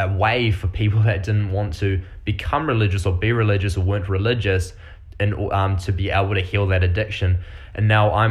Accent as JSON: {"language": "English", "country": "New Zealand", "accent": "Kiwi", "moved": "yes", "lives_now": "Quebec, Canada", "said": "I'm a fella from New Zealand, so I've got this really weird accent. It's not Australian"}